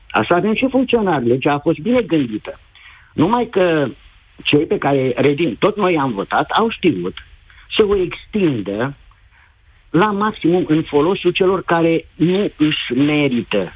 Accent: Bacău, Bacău County, Romania; eu sunt din Bacău

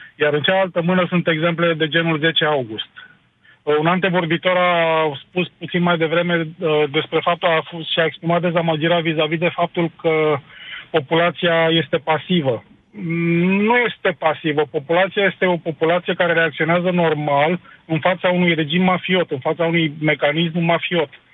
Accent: Bucharest, Romania; am 47 de ani, sunt din București

